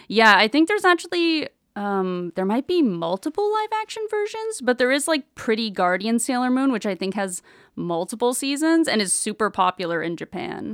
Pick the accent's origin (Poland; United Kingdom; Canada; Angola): Canada; Brampton, Ontario; growing up, I'm from Brampton, Ontario, so it was, like, a bit of a smaller city when I was growing up